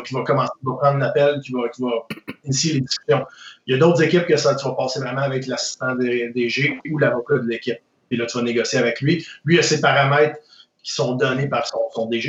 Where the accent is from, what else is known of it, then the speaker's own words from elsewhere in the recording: Quebec City, Quebec, Canada; j'ai été élevé à Québec